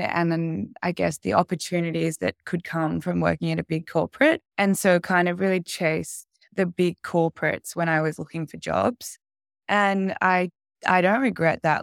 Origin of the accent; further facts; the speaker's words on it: Sydney, New South Wales, Australia; I was I born and raised in Sydney